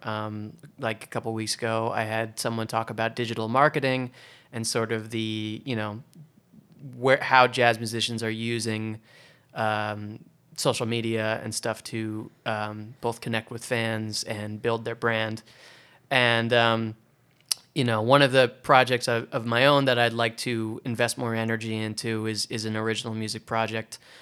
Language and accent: English; Oregon, United States; now in New York, United States; I'm from Oregon